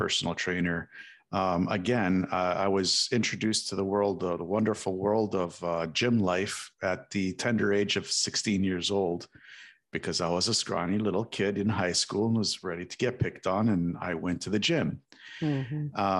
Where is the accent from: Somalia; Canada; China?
Canada; Toronto, Ontario; moved away as an adult; now in South Florida, United States; I come actually from Toronto, Toronto, Ontario, but I recently moved down to South